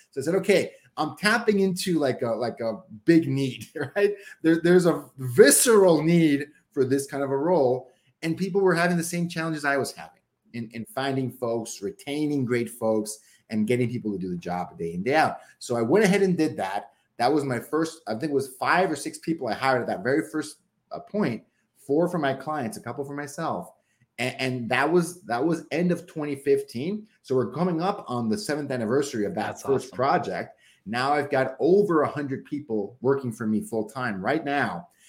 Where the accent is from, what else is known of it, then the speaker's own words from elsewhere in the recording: Mexico; now in Seattle, United States; I bet I could make this work back in my hometown in Mexico, right?